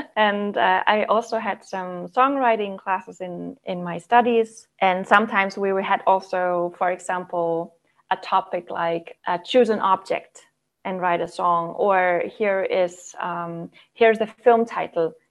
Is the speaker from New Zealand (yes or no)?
no; Southern Germany, Germany; moved away as an adult; also born or lived in Freiburg, Germany; now in Denmark; I currently live in northern Denmark, but I'm from Germany. I grew up in the south of Germany